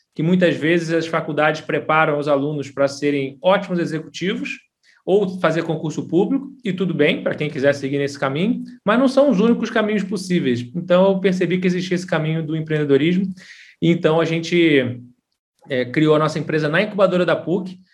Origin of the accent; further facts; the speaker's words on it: Rio de Janeiro, Brazil; moved away as an adult; now in São Paulo, Brazil; sou carioca, hoje eu estou expatriado aqui em São Paulo, mas comecei no Rio